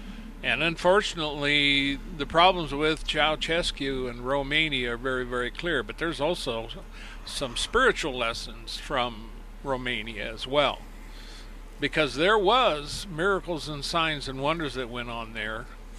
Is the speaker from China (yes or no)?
yes; China; now in United States; Growing up in Mao's China, all this is very familiar.